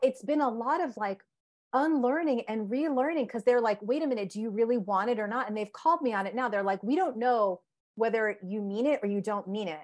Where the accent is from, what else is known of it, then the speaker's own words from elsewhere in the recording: Connecticut, United States; I grew up in Connecticut. My parents are immigrants from India